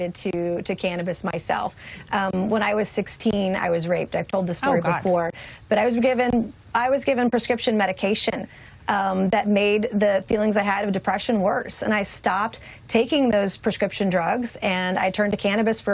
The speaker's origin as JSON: {"language": "English", "region": "South Carolina", "country": "United States", "said": "My home state of South Carolina"}